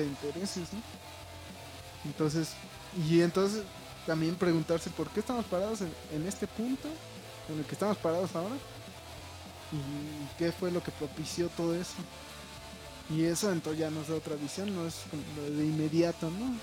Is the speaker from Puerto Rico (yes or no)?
no; Mexico; estamos, güey, sobreviviendo, güey, como buenos mexicanos